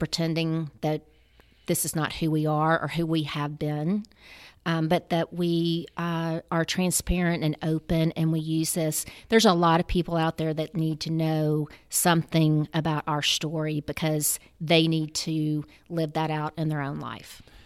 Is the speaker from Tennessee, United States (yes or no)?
yes; Memphis, Tennessee, United States; I'm a native Memphian, been here all my life